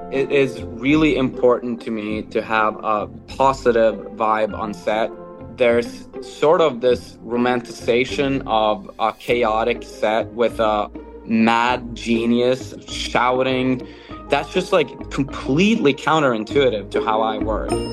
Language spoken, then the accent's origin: English; Norway; I'm born and raised in Norway